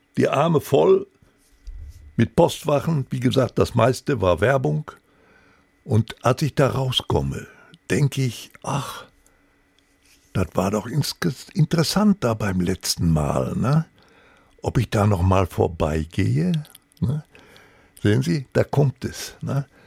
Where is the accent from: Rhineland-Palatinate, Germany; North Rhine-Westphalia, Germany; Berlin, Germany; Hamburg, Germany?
North Rhine-Westphalia, Germany; Recklinghausen; Ich hatte immer noch ein Postfach bei der Hauptpost in Recklinghausen. Das war meine Geburtsstadt, wo ich auch äh, aufs Gymnasium ging